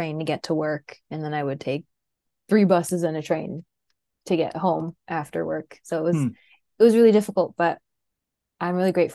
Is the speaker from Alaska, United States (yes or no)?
yes; Wasilla, Alaska, United States; moved away; also born or lived in Anchorage, Alaska / Boston / southeastern US; from South Central Alaska in Wasilla. I was born in Anchorage